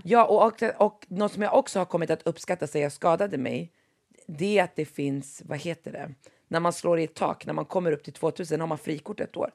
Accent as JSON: {"language": "Swedish", "town": "Västerås", "region": "Västmanland", "country": "Sweden", "tie": "born or raised there", "moved": "yes", "said": "det är lite annorlunda där jag växte upp i Västerås än vad det är här"}